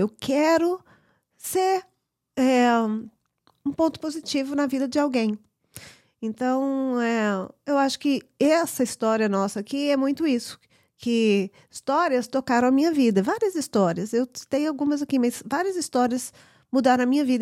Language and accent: Portuguese; United States; nasci aqui nos Estados Unidos